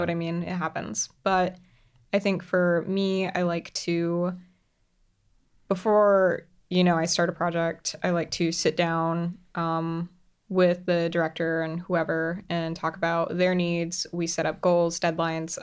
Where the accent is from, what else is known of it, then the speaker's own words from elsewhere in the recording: Central Florida, United States; moved away as an adult; I grew up in Central Florida